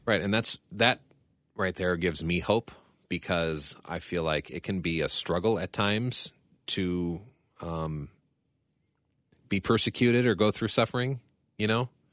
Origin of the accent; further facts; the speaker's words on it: United States; as an American